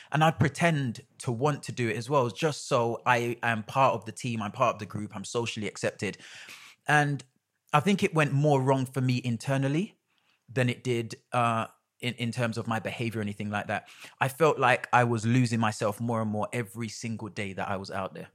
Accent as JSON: {"language": "English", "region": "London", "country": "United Kingdom", "tie": "born or raised there", "said": "I was about ten minutes up the road in Stoke"}